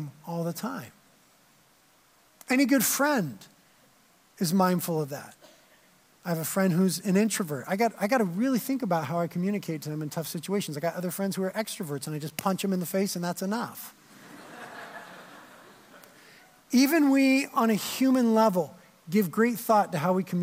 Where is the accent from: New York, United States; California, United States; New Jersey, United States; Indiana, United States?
California, United States; Carpinteria; I'd been living in Carpinteria, born and raised in Carpinteria